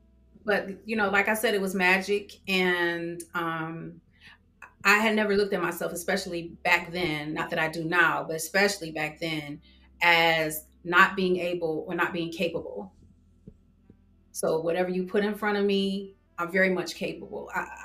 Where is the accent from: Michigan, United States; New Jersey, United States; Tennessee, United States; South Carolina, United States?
Michigan, United States; Detroit; accent: Detroit; Now, if I'm mad, you know, I have like my New York accent, but at that time it was very much Detroit.